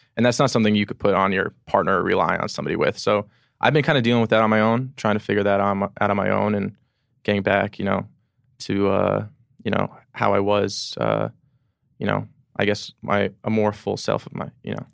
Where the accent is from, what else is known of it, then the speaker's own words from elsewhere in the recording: Edison, New Jersey, United States; moved away as an adult; now in New York, United States; I'm from Edison, New Jersey, born and raised there